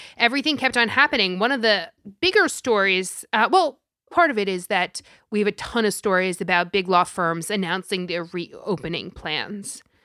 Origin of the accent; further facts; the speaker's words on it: New York, United States; I am from New York and I am Italian